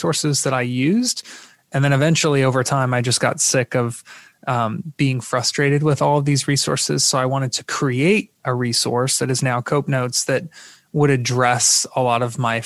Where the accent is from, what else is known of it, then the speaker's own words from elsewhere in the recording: Florida, United States; I'm from Florida